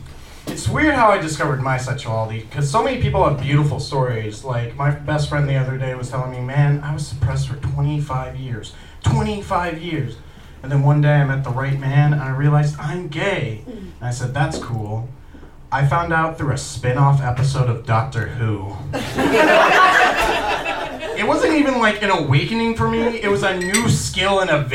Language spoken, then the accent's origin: English; Bedford, Indiana, United States; I grew up in Bedford, Indiana